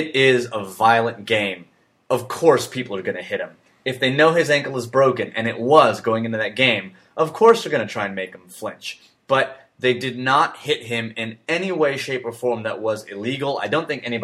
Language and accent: English; Bay Area, California, United States; I grew up in the Bay Area